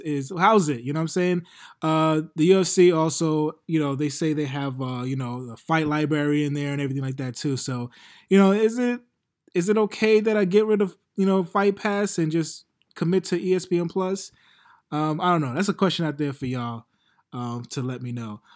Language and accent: English; New York City, New York, United States; I'm from Queens, but We right next to Brooklyn